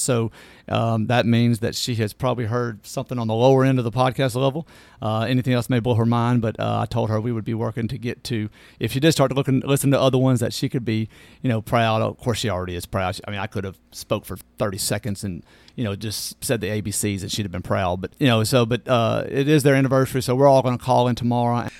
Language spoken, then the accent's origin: English; Natchez, Mississippi, United States; moved away as an adult; now in Hernando, United States; I was born in Natchez, Mississippi, uh, and, uh, born and raised, and my parents are still there